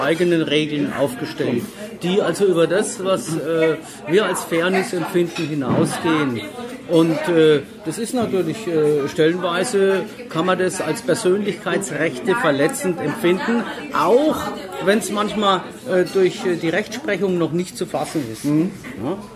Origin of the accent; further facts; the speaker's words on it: Würzburg, Bavaria, Germany; ich bin äh, geborener Würzburger